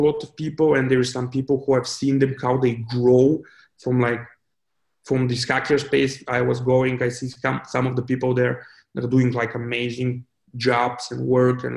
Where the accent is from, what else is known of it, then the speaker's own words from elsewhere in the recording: Bulgaria; when I was like growing up, it was a real pain because I didn't have any money and like my parents wouldn't like bring me to Sofia for IT events